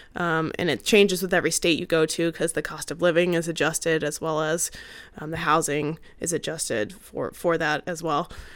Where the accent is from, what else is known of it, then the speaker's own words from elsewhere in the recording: Arizona, United States; moved away as an adult; also born or lived in Maryland / Arkansas / Oregon / Utah; Arizona is actually my home state